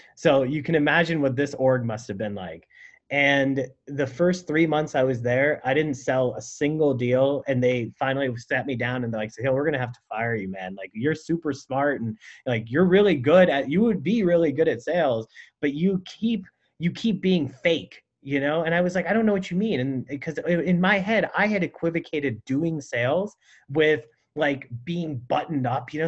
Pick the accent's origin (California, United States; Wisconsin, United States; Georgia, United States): California, United States; San Francisco; also born or lived in Burlingame; I grew up in San Francisco and then in Burlingame.